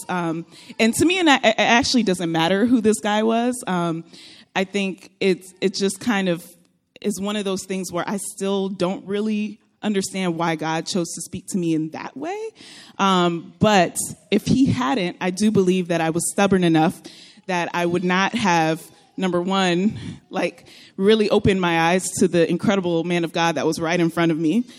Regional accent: Florida, United States; moved away as an adult; also born or lived in Texas; now in California, United States; I am originally from Florida.

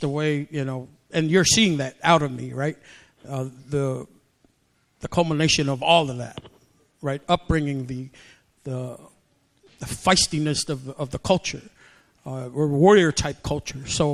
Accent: American Samoa; now in United States; I grew up in a Pentecostal church in Samoa, and so that's how I grew up in the Samoan tradition. And then when we came here from Samoa in 1975

